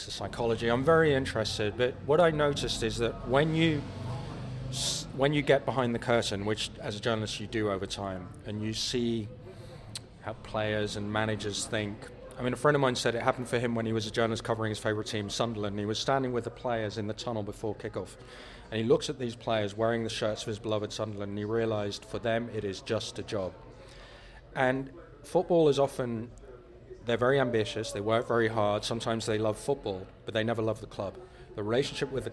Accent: Netherlands; moved away; I grew up in Holland

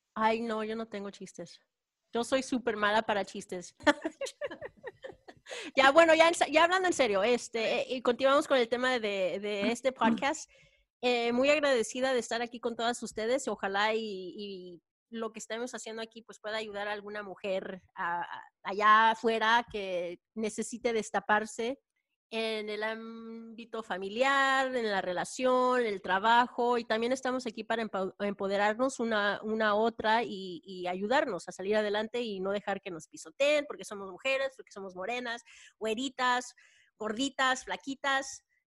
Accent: Texas, United States; yo soy tejana de padres guanajuatenses

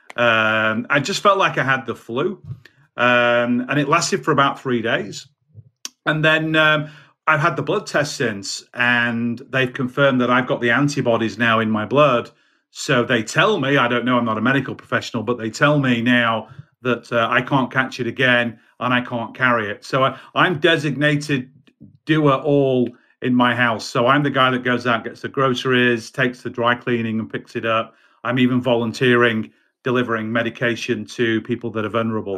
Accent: United Kingdom; also born or lived in Baltimore, United States; I'm a Brit

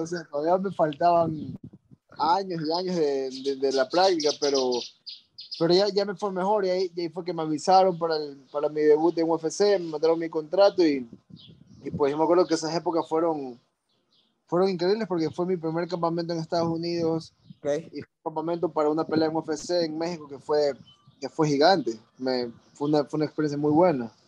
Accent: Ecuador; moved away as an adult; also born or lived in California; yo era de Ecuador, o sea, yo soy de Ecuador

